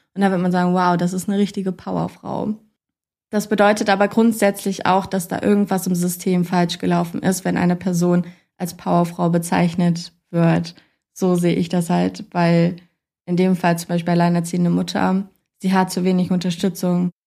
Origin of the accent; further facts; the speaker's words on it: Kassel, Hesse, Germany; ich komme eigentlich aus Kassel